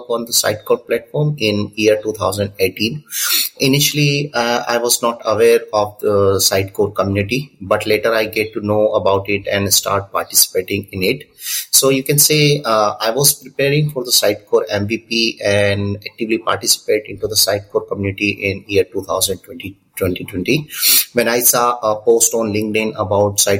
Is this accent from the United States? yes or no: no; Udaipur, Rajasthan, India; I'm from Udaipur, Rajasthan, India